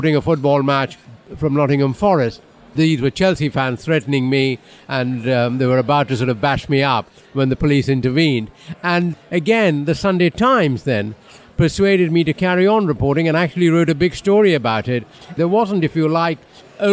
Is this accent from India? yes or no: yes; India; moved away as an adult; now in United Kingdom; I grew up in India